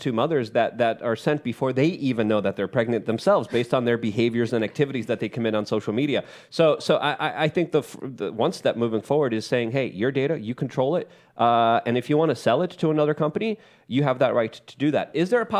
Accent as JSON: {"language": "English", "country": "Poland", "tie": "born or raised there", "said": "Lauren, if I could just ask you, because I grew up in Poland during communism."}